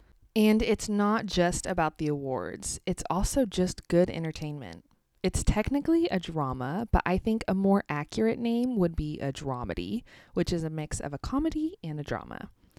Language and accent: English; United States; also born or lived in Kansas; I'm American, and I live in the state of Kansas in the United States.